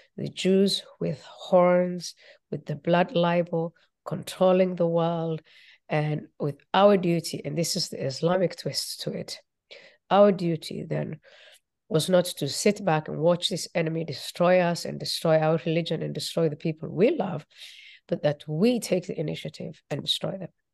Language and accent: English; Somalia; moved away; also born or lived in Nairobi, Kenya; I was born in Somalia